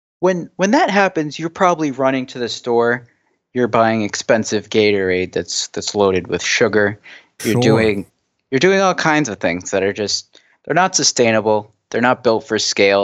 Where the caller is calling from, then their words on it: San Francisco, California, United States; I'm calling from the Bay Area. It's part of California, specifically San Francisco.